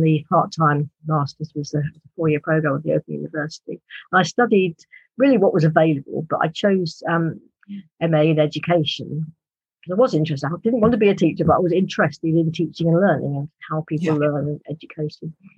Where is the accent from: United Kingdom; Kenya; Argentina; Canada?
United Kingdom; accent: British; my British accent